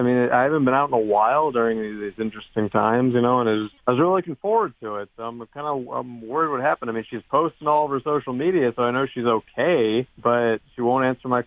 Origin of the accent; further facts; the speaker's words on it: Huber Heights, Ohio, United States; I'm 28. I'm from Huber Heights.